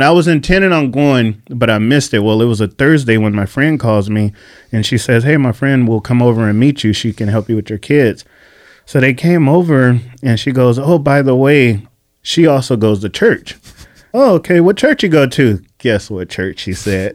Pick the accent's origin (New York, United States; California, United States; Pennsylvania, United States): California, United States; Bakersfield; moved away as an adult; now in San Diego, United States; I was a prodigal kid, born and raised in Bakersfield